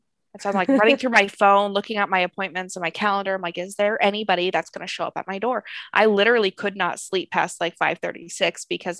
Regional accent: Seattle, Washington, United States; I'm from Seattle.

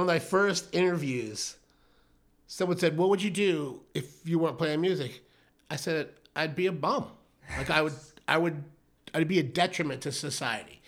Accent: Brockton, Massachusetts, United States; moved away as an adult; also born or lived in Bedford, Massachusetts / Rocky Point, Mexico; now in Arizona, United States; I grew up in Massachusetts

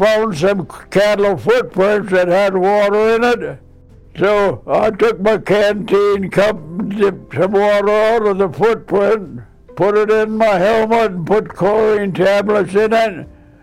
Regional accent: Wolbach, Nebraska, United States; Where did I grow up? Walbach, Nebraska

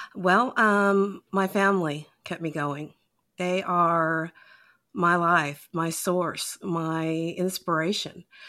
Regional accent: Utah, United States; now in Georgia, United States; I'm originally from Utah

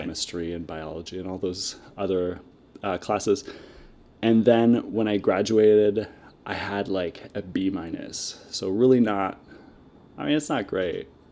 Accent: Moncton, New Brunswick, Canada; I'm from, uh, Moncton, New Brunswick

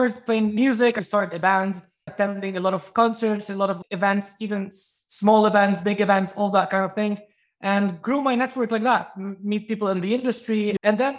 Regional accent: Lebanon; moved away as an adult; also born or lived in Greece / United Kingdom; now in London, United Kingdom; I'm Greek. I was born in Greece. And when I was really young, I moved to Lebanon. My mom was Lebanese, so I moved to Lebanon. And later on, I moved to the UK.

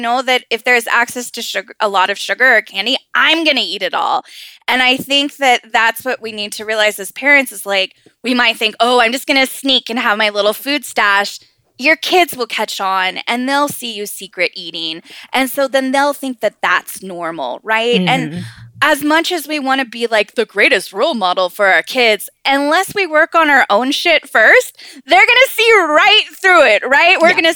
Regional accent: Southern California, United States; And I grew up in Southern California

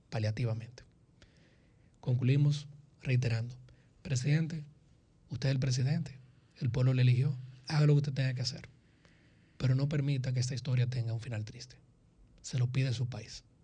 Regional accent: Dominican Republic; yo seguiré siendo dominicano. Y cuando duermo, más que si mañana llueve o no, mi miedo es que en 50 años yo no pueda tener mucho orgullo de decir que soy dominicano

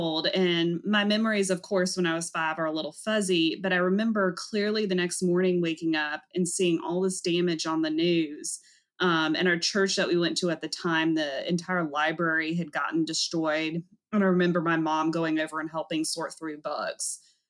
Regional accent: Raleigh, North Carolina, United States; I grew up in Raleigh, North Carolina.

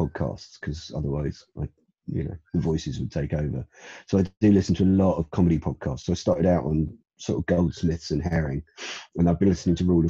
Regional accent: London, United Kingdom; moved away as an adult; also born or lived in Edgware; now in Steyning, United Kingdom; I was born there. I mean, I grew up in Brent and Kingsbury around there

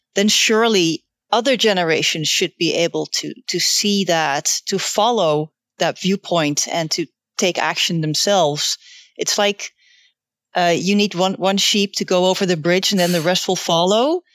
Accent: Netherlands; I'm from the Netherlands

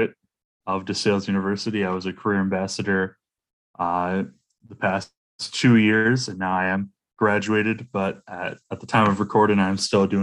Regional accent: Toledo, Ohio, United States; moved away as an adult; in my hometown of Toledo, Ohio

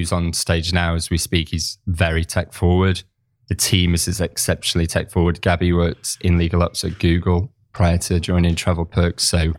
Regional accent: Manchester, North West England, United Kingdom; moved away as an adult; now in Barcelona, Spain; I'm originally from Manchester, in the north of England. But yeah, so life's taken me to Barcelona

